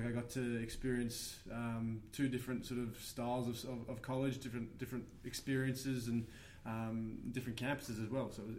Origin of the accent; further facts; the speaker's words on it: Perth, Western Australia, Australia; also born or lived in Iowa; So I'm originally from Perth myself, and spent 2 years at Iowa Central Community College playing soccer.